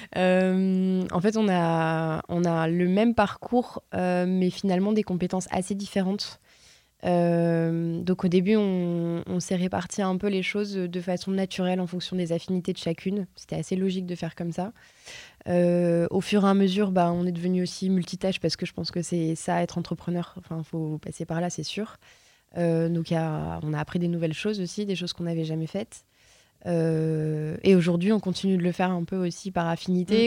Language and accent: French; Lille, Hauts-de-France, France; je suis lilloise